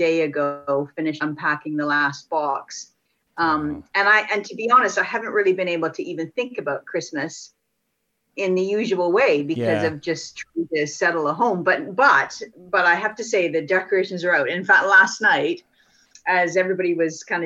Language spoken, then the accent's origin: English; Canada; also born or lived in United Kingdom; now in Montclair, United States; I'm Canadian, but I've lived in the UK for 23 years and now find myself just outside of New York